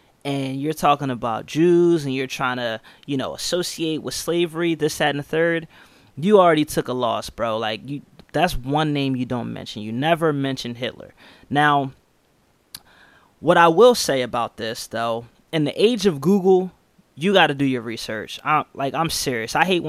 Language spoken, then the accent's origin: English; Lower Merion, Pennsylvania, United States; So, but at the end of the day, that's because of my upbringing and where I grew up. Like I said, growing up in Lower Merion